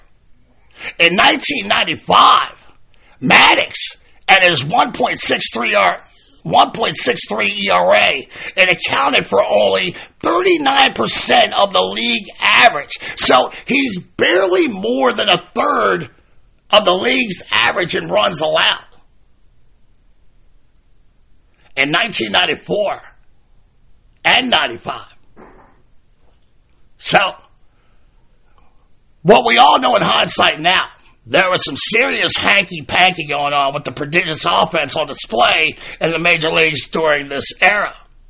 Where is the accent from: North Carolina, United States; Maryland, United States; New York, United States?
Maryland, United States; Baltimore; growing up in Baltimore